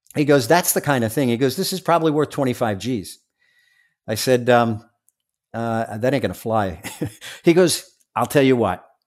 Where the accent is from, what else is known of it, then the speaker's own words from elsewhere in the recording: New York City, New York, United States; I'm from Staten Island